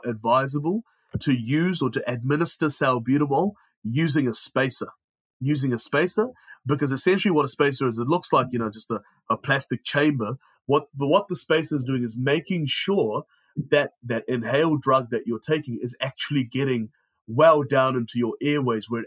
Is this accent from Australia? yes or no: no; New Zealand; I grew up in New Zealand